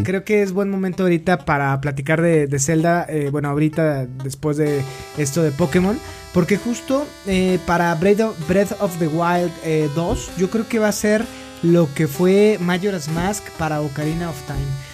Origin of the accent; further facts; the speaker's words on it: Mexico; disfrutamos nosotros como mexicanos